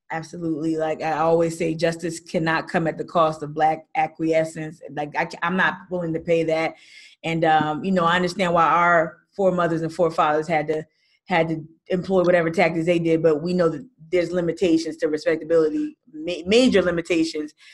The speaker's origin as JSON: {"language": "English", "region": "New Jersey", "country": "United States", "tie": "born or raised there", "moved": "yes", "said": "I'm born and raised in Jersey"}